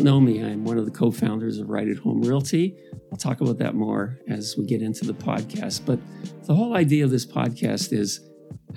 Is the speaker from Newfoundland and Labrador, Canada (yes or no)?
no; Toronto, Ontario, Canada; I grew up in Downsview. It's one of the more blue-collar parts of the city